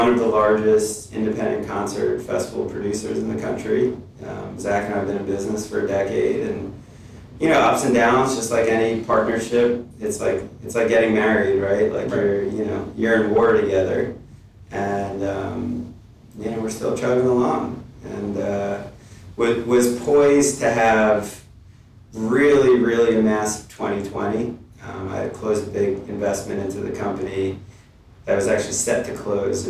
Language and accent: English; New York City, New York, United States; moved away as an adult; also born or lived in Ann Arbor, Michigan / Columbus, Ohio; I'm from New York